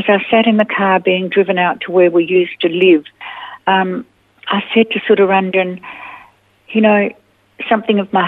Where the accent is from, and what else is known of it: Australia